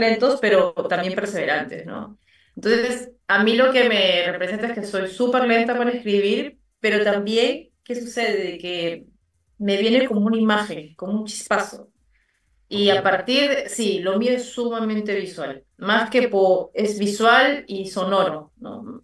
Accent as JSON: {"language": "Spanish", "region": "Lima", "country": "Peru", "tie": "born or raised there", "also_born_or_lived": "Abancay", "said": "yo nací en Lima, pero todas mis raíces son quechuas"}